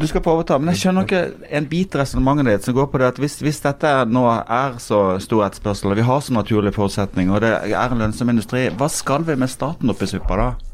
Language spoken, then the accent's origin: Norwegian; Sørlandet, Norway; jeg kommer fra, fra Sørlandet